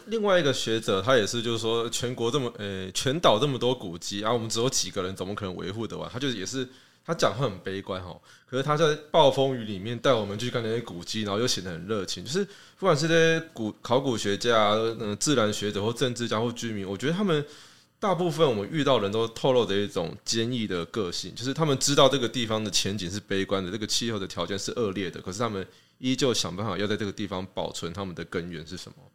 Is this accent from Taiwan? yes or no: yes; Keelung, Taiwan; 我老家在基隆